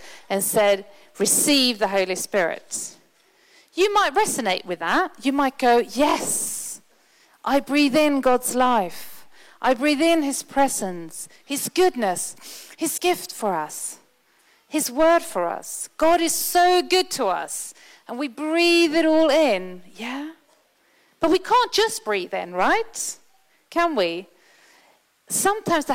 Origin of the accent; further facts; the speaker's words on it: Sweden; moved away; I'm from Sweden